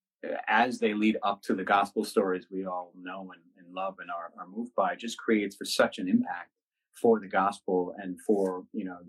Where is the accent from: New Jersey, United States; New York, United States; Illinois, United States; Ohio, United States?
New York, United States; New York City; moved away as an adult; now in Los Angeles, United States; I'm from New York City originally